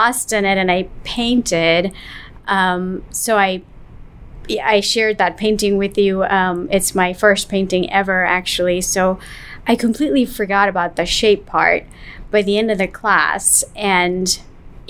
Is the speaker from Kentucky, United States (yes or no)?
no; New York, United States; I grew up in New York